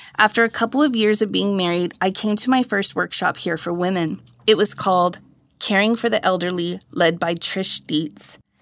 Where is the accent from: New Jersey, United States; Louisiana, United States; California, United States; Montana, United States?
California, United States; Riverside; also born or lived in Hampton, Tennessee / Santa Cruz, California; I moved from Hampton, Tennessee to Santa Cruz, California as a toddler